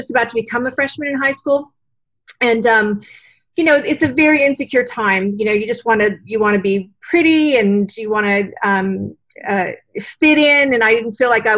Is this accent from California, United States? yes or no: yes; San Diego, California, United States; also born or lived in Austin, Texas; I grew up actually in San Diego